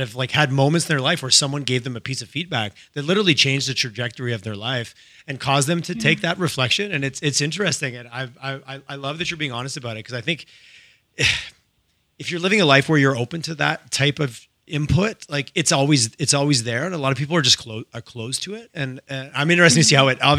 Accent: Montreal, Quebec, Canada; moved away as an adult; also born or lived in Toronto; now in Alberta, Canada; I grew up in Quebec. I grew up just in Montreal, where people were incredibly direct.

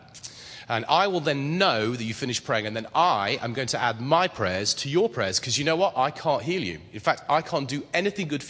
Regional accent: England, United Kingdom; I'm English

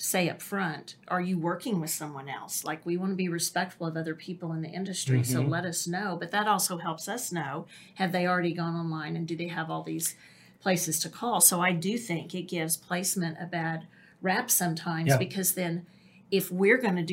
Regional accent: Oklahoma City, Oklahoma, United States; born or raised there

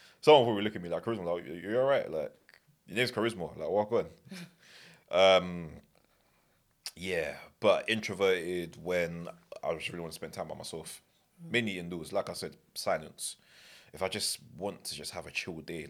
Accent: London, United Kingdom; I'm from Northwest, innit? And to be fair, I've not always been from North West. I was from West originally

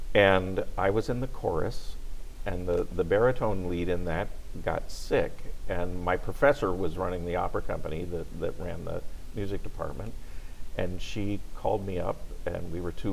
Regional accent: Anchorage, Alaska, United States; now in Shreveport, United States; I grew up in Anchorage, Alaska

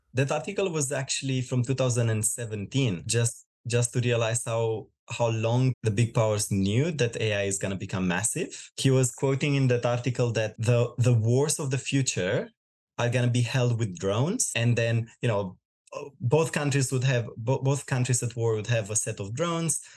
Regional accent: Romania; moved away as an adult; now in Australia; I'm originally from Romania. I moved in Australia about five years ago

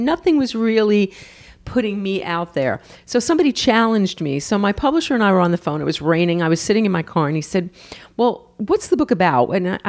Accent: New York, United States; New York.

